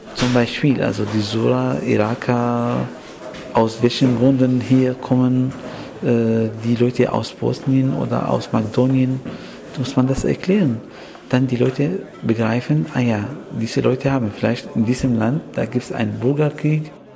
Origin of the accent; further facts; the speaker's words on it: Syria; German is a second language; moved away as an adult; also born or lived in Aleppo / Kuwait; now in Germany; ich komme aus Syrien